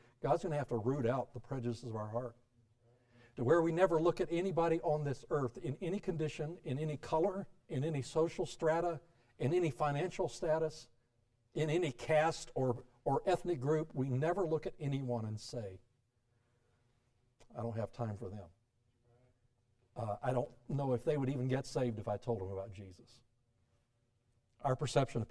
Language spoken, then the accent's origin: English; South Florida, United States; also born or lived in Alabama; the rest of my growing up years were in South Florida